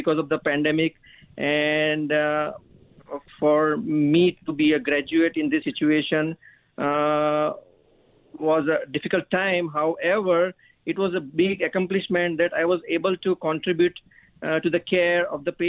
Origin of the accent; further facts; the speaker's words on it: India; moved away as an adult; now in Canada; I immigrated from India in 2012